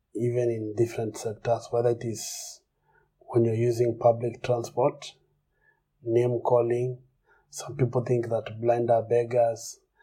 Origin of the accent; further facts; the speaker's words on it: Kenya; I'm from Kenya